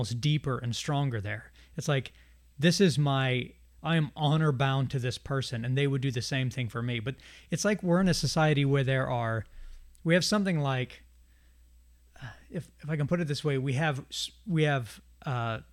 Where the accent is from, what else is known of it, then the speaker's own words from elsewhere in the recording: United States; If I'm an American, which I am